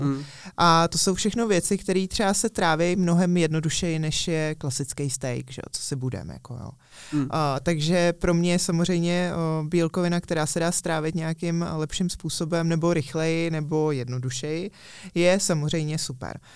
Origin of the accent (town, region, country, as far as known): Czechia